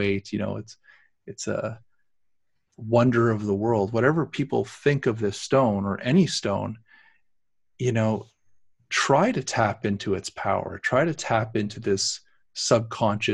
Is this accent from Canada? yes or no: yes; Canada; we're Canadians